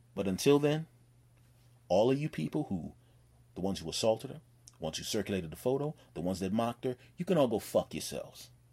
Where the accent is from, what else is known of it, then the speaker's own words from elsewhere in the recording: Philadelphia, Pennsylvania, United States; now in Los Angeles, United States; my home state of Pennsylvania